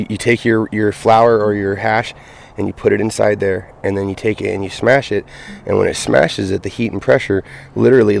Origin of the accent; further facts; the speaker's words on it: Grenada, California, United States; also born or lived in Oregon; born and raised in Siskiyou County in Yreka in Grenada